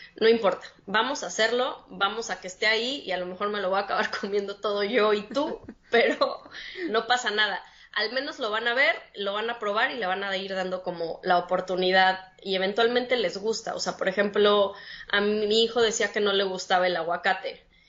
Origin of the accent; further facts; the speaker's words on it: Mexico City, Mexico; moved away as an adult; now in San Pedro Sula, Honduras; tengo dos años ahorita viviendo en Honduras, en San Pedro Sula, soy de la Ciudad de México